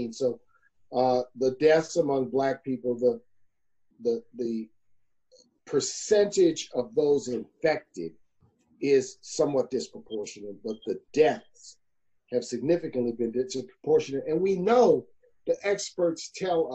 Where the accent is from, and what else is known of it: New Orleans, Louisiana, United States; born or raised there